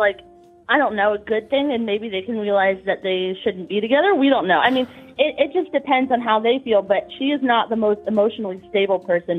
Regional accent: Ohio, United States; We're from Ohio.

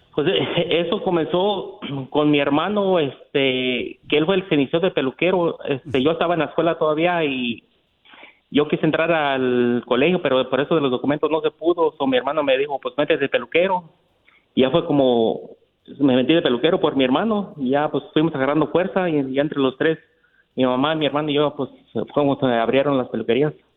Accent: Michoacán, Mexico; now in United States; yo nací en Michoacán y nos vinimos para Estados Unidos en el año del 88 con mi mamá y mi hermano

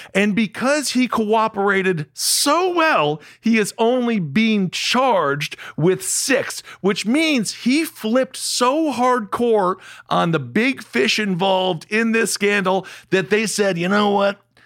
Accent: Ohio, United States; when I was growing up, Ohio was kind of the, it was a bellwether state

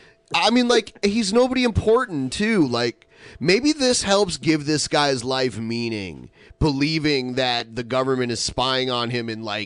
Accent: near Maumee, Ohio, United States; Maumee was like a suburb of my hometown.

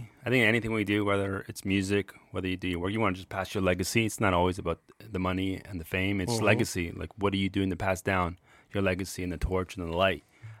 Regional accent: Ontario, Canada; But I'm like, I grew up in Toronto, just a suburb of Burlington, Ontario.

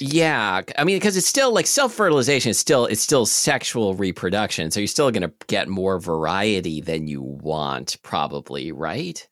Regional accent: Portland, Oregon, United States; I grew up in Selwood in, uh, Southeast Portland, which is right next to Milwaukee

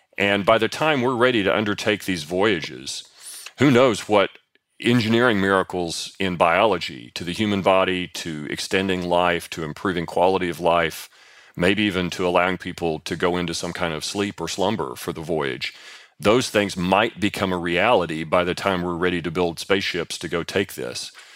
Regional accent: East Kentucky, United States; I grew up in East Kentucky in the sixties

